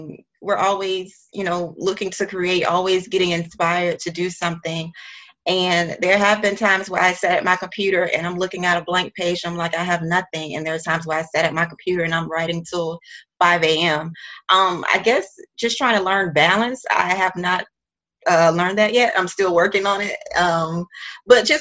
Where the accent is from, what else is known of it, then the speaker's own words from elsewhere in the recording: Macon, Georgia, United States; moved away as an adult; also born or lived in Savannah, Georgia / Atlanta, Georgia; now in New York City, United States; I grew up in Macon, Georgia, which is like an hour and a half away